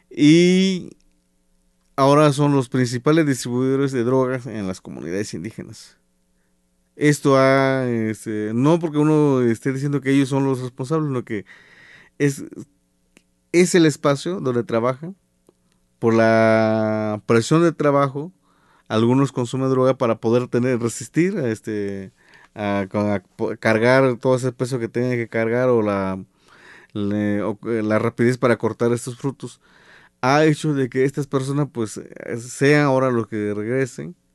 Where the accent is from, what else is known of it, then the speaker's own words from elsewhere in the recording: Cuanacacitlán, Guerrero, Mexico; Y lo digo de, esta forma porque en, 1994, 95, se crea la policía comunitaria en Cuanacacitlán, en mi pueblo.